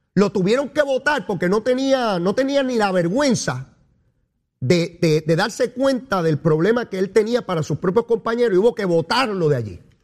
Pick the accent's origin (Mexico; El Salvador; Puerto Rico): Puerto Rico